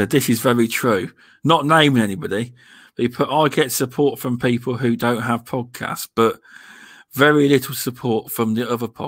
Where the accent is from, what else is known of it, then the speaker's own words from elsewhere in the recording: United Kingdom; um, we're all British, but VJ lives in California, but he's actually English.